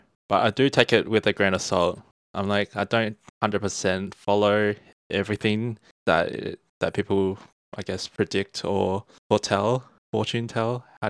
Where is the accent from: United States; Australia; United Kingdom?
Australia; We are two Australian-born Chinese here to talk about growing up in the West.